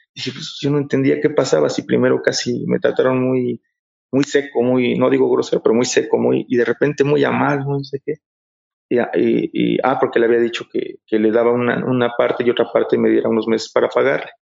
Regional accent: Mexico; aquí, bueno, aquí en México

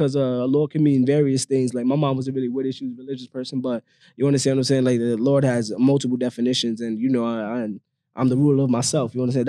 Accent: New York City, New York, United States; Oh, and I'm from the Bronx, by the way.

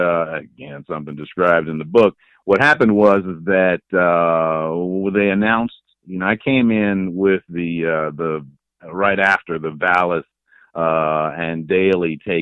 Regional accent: Chicago, Illinois, United States; I grew up in the Foster Park area out on the southwest side

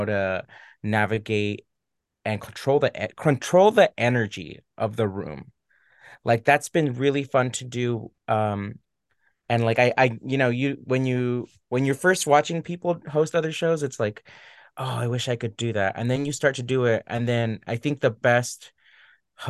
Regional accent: Orange County, California, United States; growing up in Orange County

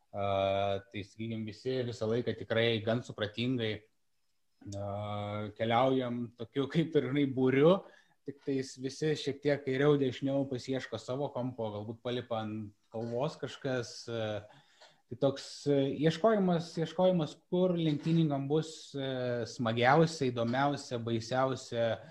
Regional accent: Lithuania; aš sakau, kad aš esu iš Lietuvos ir man, aš jaučiuosi privilegijuotas, kad galiu fotografuoti už Lietuvą, garsinti Lietuvos vardą

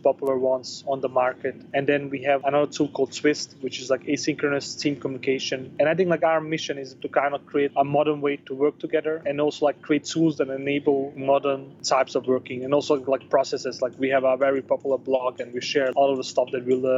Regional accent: Denmark; moved away as an adult; also born or lived in Bosnia / Chile / Portugal / Spain; now in Barcelona, Spain; I was born in Bosnia. I grew up in Denmark

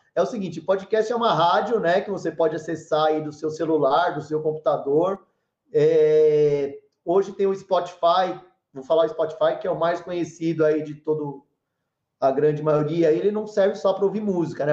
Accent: São Paulo, Brazil; moved away as an adult; now in Cajuru, Brazil; eu fui criado em São Paulo

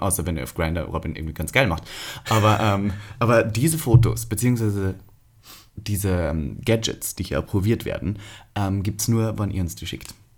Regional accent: Austria; now in Germany; ich bin Österreicher, Staatsbürgerschafts

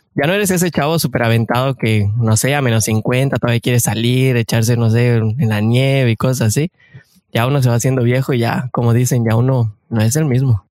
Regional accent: Mexico; moved away as an adult; now in Canada; somos mexicanos de corazón y que venimos a buscar ese famosísimo sueño canadiense

